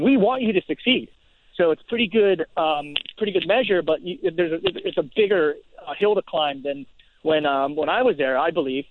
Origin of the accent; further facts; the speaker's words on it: New York City, New York, United States; I was in my hometown